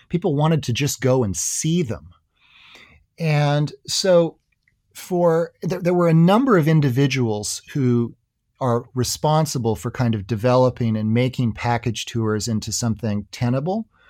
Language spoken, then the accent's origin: English; United States